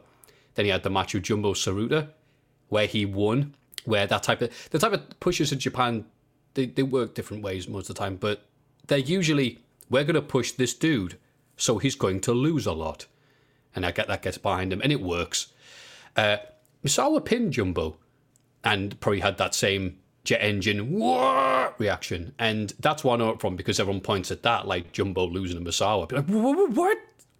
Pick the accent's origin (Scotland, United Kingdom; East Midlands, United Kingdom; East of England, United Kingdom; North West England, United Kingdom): North West England, United Kingdom; Liverpool; Bro, I'm from Liverpool.